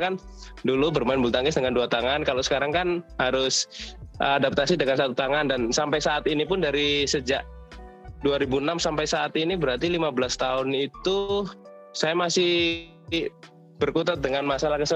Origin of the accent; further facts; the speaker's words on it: Surabaya, East Java, Indonesia; now in Solo, Indonesia; aslinya Surabaya, cuman pada tahun 2012 oh. saya pindah ke Solo, jadi udah menetap di sini.